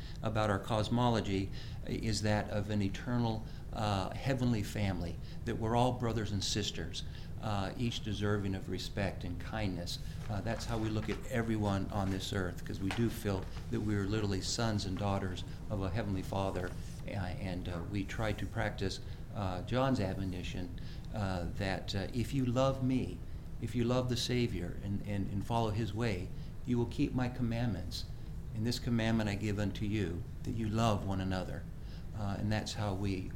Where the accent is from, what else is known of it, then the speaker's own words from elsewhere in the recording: Beavercreek, Ohio, United States; I grew up in Beaver Creek here